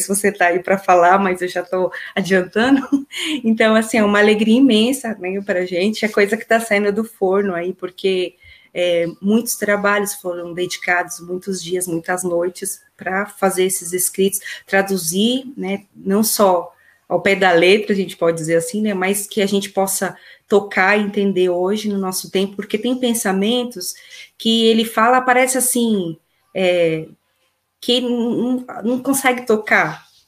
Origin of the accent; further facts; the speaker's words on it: São Bernardo do Campo, São Paulo, Brazil; eu tenho 41 anos, sou de São Bernardo do Campo